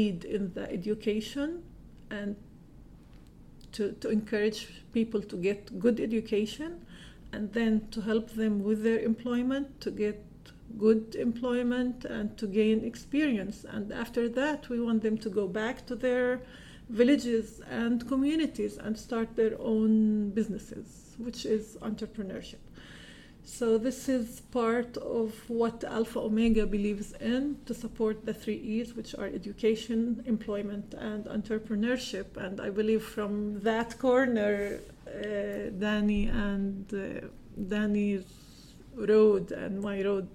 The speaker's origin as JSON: {"language": "English", "town": "Nazareth", "region": "Northern District", "country": "Israel", "tie": "born or raised there", "said": "So I'm a Palestinian Israeli. I grew up in Nazareth."}